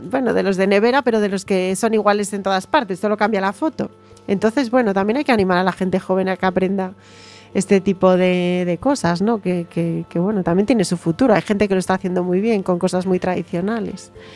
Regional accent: Galicia, Spain; yo como gallega

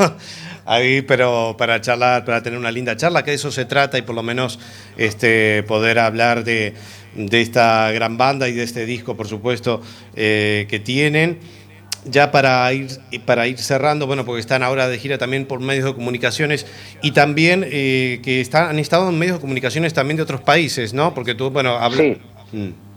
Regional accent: Uruguay; Soy uruguayo

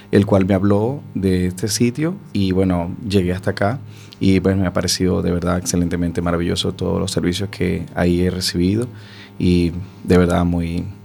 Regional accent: Venezuela; moved away as an adult; now in Spain; De Venezuela.

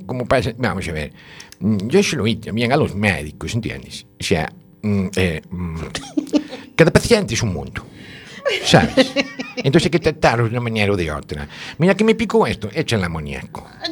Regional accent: Galicia, Spain; somos finos los gallegos

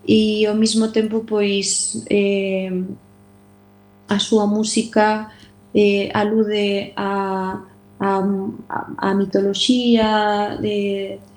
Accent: Galicia, Spain; moi feliz de que fora rodada na miña terra

